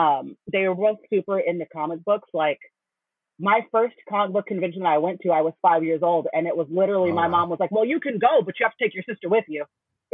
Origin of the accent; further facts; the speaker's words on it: San Pedro, California, United States; In San Pedro, California. So for those who don't know, most people don't know, San Pedro is a super small suburb of Los Angeles.